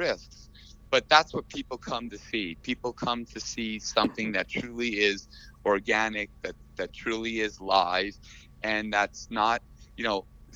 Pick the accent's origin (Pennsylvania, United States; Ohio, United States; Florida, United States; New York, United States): New York, United States; now in Las Vegas, United States; I'm from New York as well